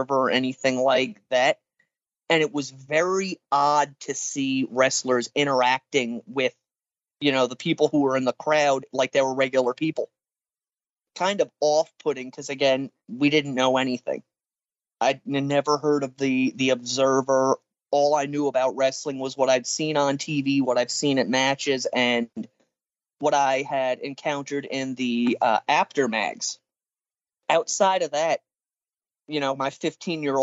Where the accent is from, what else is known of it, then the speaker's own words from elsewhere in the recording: New Jersey, United States; moved away; I'm originally from New Jersey